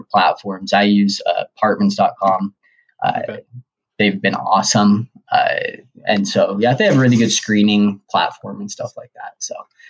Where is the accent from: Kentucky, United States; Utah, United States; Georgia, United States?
Utah, United States; Logan; I am from Logan, Utah